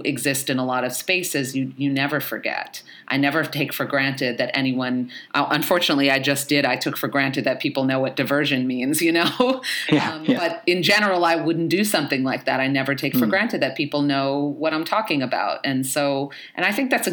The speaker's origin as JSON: {"language": "English", "town": "New York City", "region": "New York", "country": "United States", "tie": "born or raised there", "said": "I grew up in the Bronx, I was born in the 70s and grew up in the 80s and 90s in the Bronx"}